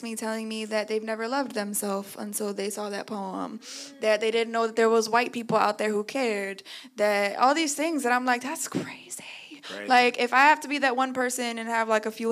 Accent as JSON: {"language": "English", "town": "Chicago", "region": "Illinois", "country": "United States", "tie": "born or raised there", "moved": "yes", "lives_now": "New York, United States", "said": "So I'm from Chicago. I grew up in an all-black neighborhood."}